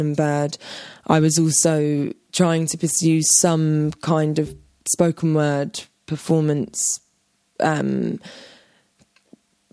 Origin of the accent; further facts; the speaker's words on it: London, United Kingdom; a young teenager growing up in London